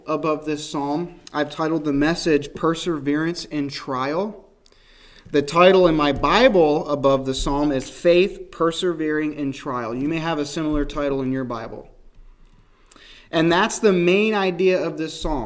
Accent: North Rose, New York, United States; moved away; my wife and I grew up here

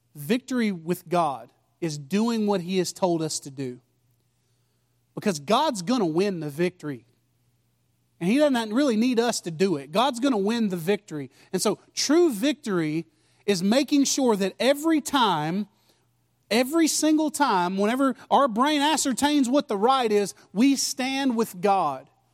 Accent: United States; I'm American

